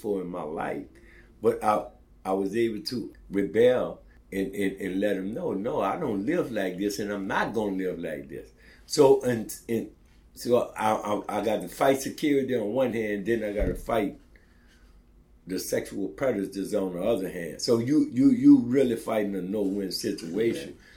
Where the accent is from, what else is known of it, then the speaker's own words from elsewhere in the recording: New Orleans, Louisiana, United States; I was growing up in the Fisher Project, they had a Black Panther Party chapter in the Fisher Project